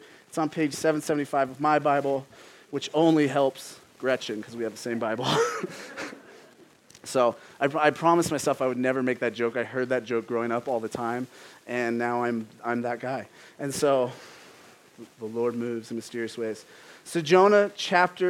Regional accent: Phoenix, Arizona, United States; I'm from Phoenix. And growing up, a pet peeve of mine, I'm from actual Phoenix

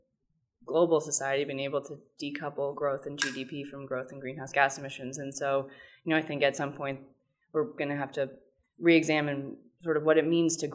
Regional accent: New York City, New York, United States; I grew up in New York

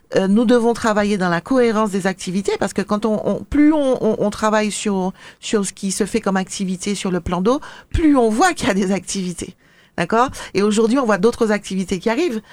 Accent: Le Marin, Martinique; j'ai été élevée, enfin je suis de la Agnès au Marin

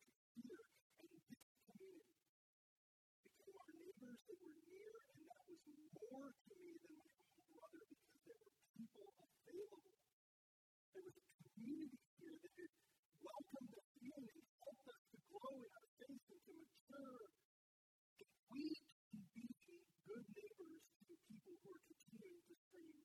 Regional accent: North Dakota, United States; moved away as an adult; now in Arizona, United States; My wife and I grew up in Rome, North Dakota. We moved here 23 years ago.

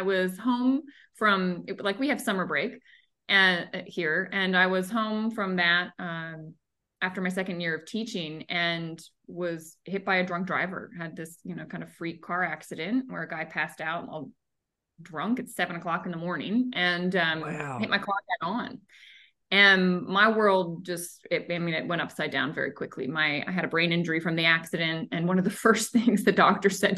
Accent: outside of Annapolis, Maryland, United States; now in Florida, United States; I grew up in Maryland. So no, I did not grow up in Florida. I grew up in Maryland outside of Annapolis

